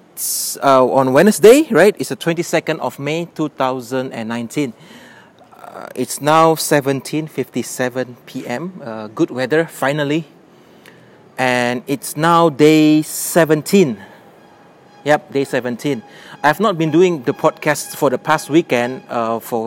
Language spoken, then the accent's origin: English; Medan, North Sumatra, Indonesia; in Indonesia, my hometown Medan